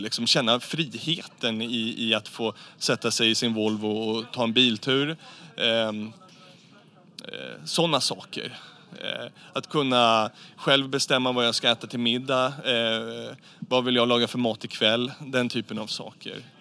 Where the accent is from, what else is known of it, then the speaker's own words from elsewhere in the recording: Sweden; i vårt eget närområde hemma i Sverige